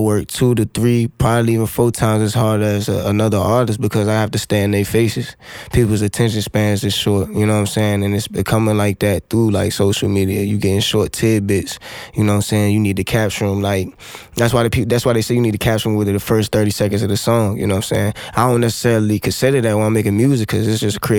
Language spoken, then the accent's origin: English; Fredericksburg, Virginia, United States; moved away as an adult; also born or lived in 757 area (Hampton Roads), Virginia; I'm from Fredericksburg.